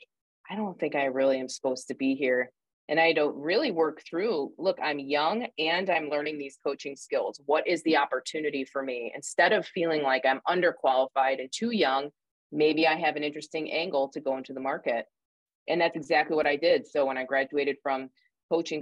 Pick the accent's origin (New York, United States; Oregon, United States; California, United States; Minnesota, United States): New York, United States; upstate; moved away as an adult; now in Indiana, United States; I'm from upstate New York, actually. You'll probably hear my accent kind of poke through, but I moved to Indiana